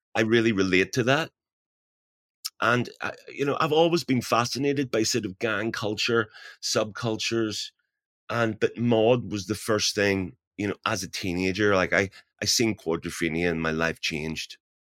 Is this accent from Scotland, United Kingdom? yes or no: no; Belfast, Northern Ireland, United Kingdom; growing up in Belfast